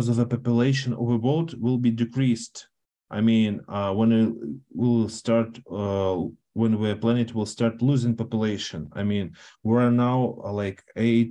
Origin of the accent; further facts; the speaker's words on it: Russia; English is a second language; I'm Russian, but I identify for me as a Russian